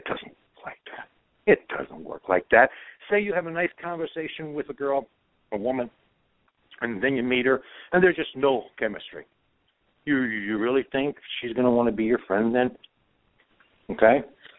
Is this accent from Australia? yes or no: no; Croatia; I was born in Europe. I'm a Croatian. I was raised it. My whole core is European.